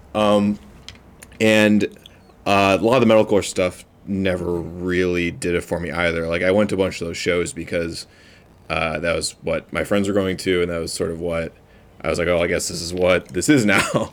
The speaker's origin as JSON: {"language": "English", "town": "Clarence", "region": "New York", "country": "United States", "tie": "born or raised there", "also_born_or_lived": "Buffalo", "said": "I grew up in I grew up in Clarence. Um, yeah. Went to UB. I've lived here mm-hmm. my whole life"}